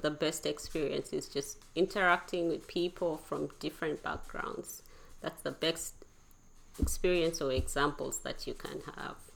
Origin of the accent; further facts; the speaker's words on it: Uganda; also born or lived in Kenya; I grew up in Uganda, Kenya, there